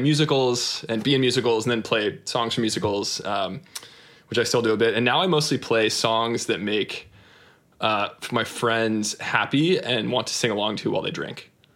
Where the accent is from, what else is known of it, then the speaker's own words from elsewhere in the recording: Austin, Texas, United States; I grew up in in Austin, Texas